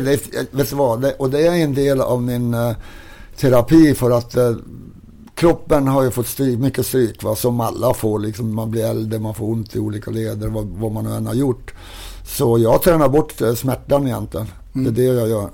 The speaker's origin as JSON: {"language": "Swedish", "town": "Kiruna", "region": "Norrbotten County", "country": "Sweden", "tie": "born or raised there", "also_born_or_lived": "Salmi", "said": "när jag växte upp i Kiruna"}